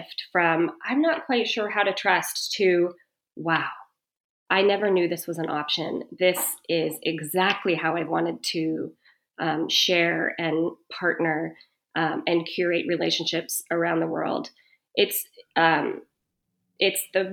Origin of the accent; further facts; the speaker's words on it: United States; I was born and raised in the States